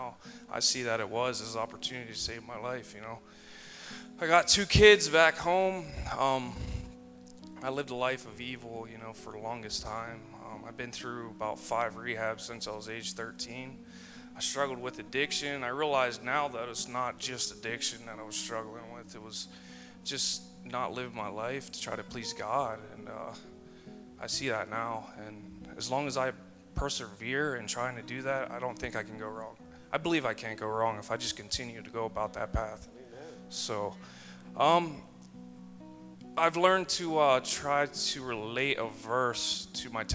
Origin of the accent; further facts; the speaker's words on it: Central Pennsylvania, United States; I'm from Central Pennsylvania